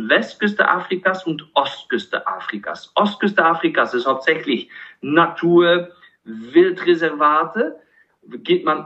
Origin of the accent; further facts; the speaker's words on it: Kinshasa, DR Congo; moved away; weil ich aufgewachsen bin in Kinshasa, Zaire äh, was jetzt heutzutage als die Demokratische Republik Kongo bekannt ist. Aber ich habe von 1978 bis 1989 äh, in Kinshasa gelebt.